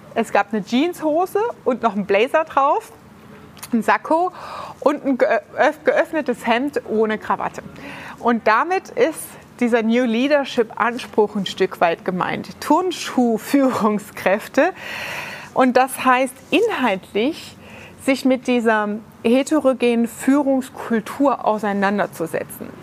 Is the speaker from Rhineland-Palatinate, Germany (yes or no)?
yes; Ludwigshafen, Rhineland-Palatinate, Germany; in der Rheingalerie bei uns in Ludwigshafen